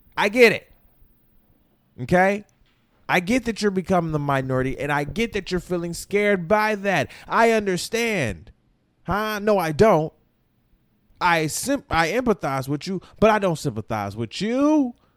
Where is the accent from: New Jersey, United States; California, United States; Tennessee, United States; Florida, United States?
Florida, United States; moved away; also born or lived in Grand Rapids, Michigan; I'm from Florida.